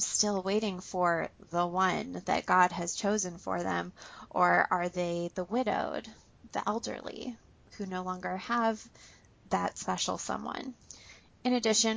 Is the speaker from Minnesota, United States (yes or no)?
yes; Minnesota, United States; raised here in Minnesota